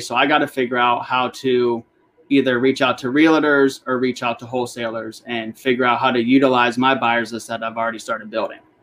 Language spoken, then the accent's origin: English; Northern Virginia, United States; I grew up here in Northern Virginia